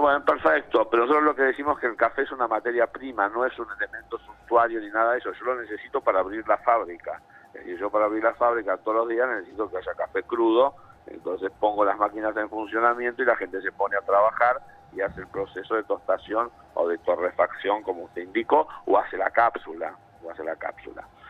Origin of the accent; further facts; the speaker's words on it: Argentina; soy argentino, vivo en Argentina